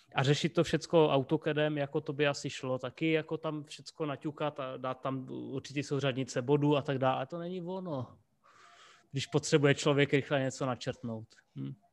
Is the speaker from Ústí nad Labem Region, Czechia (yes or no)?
no; Rapotín, Olomouc Region, Czechia; já jsem z Rapotína